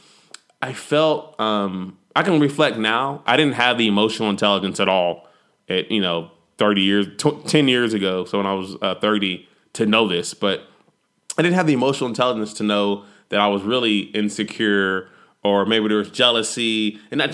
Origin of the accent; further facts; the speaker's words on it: Texas, United States; I'm a Texan